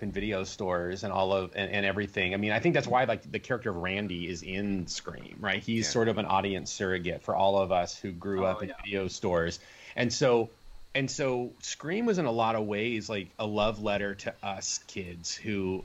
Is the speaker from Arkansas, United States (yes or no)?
no; Orlando, Florida, United States; growing up in Pine Hills, you know, the hood outside of downtown Orlando